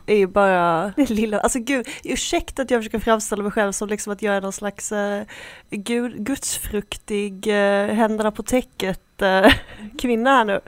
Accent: Sweden; jag är väldigt svensk

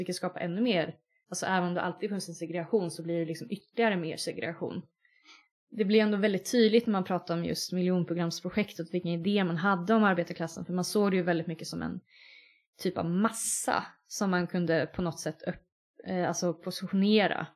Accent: Linköping, Östergötland, Sweden; now in Uppsala, Sweden; Linköping där jag kommer ifrån

